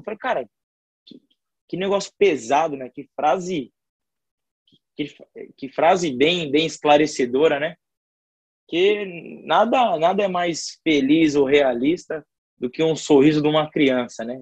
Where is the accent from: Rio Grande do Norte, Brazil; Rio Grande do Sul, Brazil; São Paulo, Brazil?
São Paulo, Brazil; Francisco Morato; now in Rio de Janeiro, Brazil; eu sou do município de Francisco Morato, né? É, da Grande São Paulo